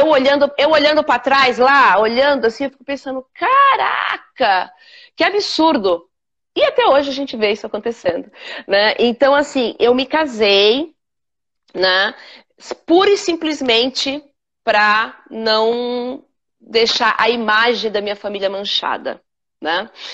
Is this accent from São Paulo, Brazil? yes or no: yes; São Paulo, Brazil; moved away as an adult; now in Miami, United States; Nasci na periferia de São Paulo, no Capão, nasci no Capão Redondo mesmo